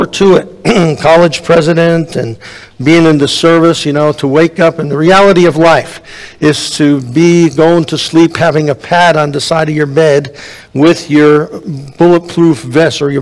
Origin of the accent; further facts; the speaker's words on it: New Jersey, United States; moved away; my home state of New Jersey